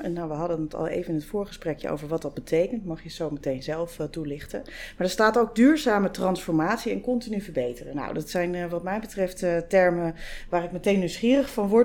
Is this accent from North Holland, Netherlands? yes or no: yes; Amsterdam, North Holland, Netherlands; al kom ik uit Amsterdam